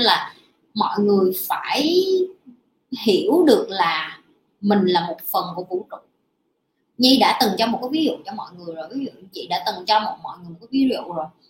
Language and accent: Vietnamese; Vietnam; also born or lived in Ho Chi Minh City